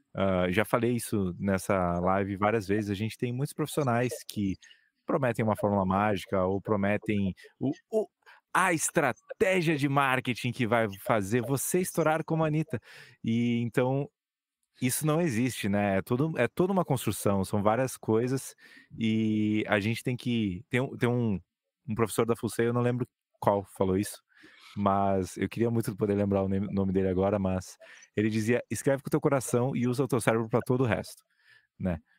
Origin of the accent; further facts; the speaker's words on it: Brazil; a gente é brasileiro